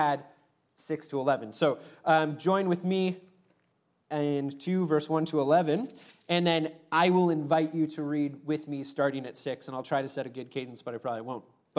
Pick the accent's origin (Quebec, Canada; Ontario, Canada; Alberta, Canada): Ontario, Canada; now in Vancouver, Canada; having come from Ontario, which is essentially flat